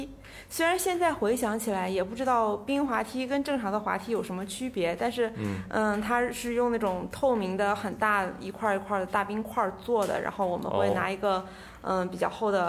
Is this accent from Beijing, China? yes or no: no; Heilongjiang, China; now in Shanghai, China; 我小的时候也有在那个黑龙江长大的经历嘛